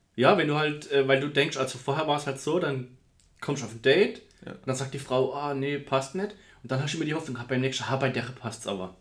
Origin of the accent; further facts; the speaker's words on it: Karlsruhe, Baden-Württemberg, Germany; ich komme aus dem Raum Karlsruhe